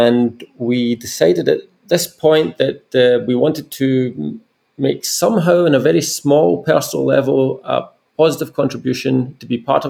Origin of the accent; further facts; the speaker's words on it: Glasgow, Scotland, United Kingdom; now in Germany; I'm originally from Glasgow in Scotland, in the United Kingdom